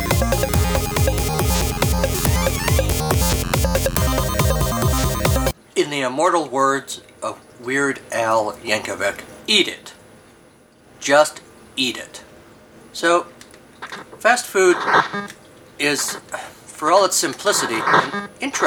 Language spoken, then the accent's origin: English; United States; I am American. It's what we do here in America.